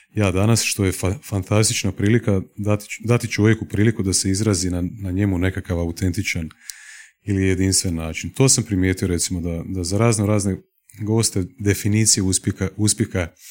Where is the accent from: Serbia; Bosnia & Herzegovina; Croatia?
Croatia; Osijek, Osijek-Baranja County; moved away as an adult; also born or lived in Slavonski Brod; now in Zagreb, Croatia; odrastao sam u Osijeku.